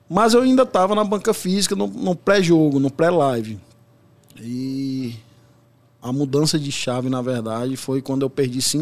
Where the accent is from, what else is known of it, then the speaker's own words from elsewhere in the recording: Brasília, Federal District, Brazil; born there; also born or lived in São Paulo; now in Fortaleza, Brazil; Eu moro em Fortaleza, mas nasci em Brasília, morei muito tempo aqui em São Paulo